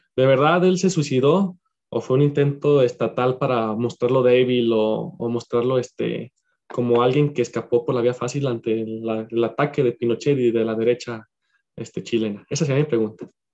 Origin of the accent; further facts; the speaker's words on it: Mexico; como mexicanos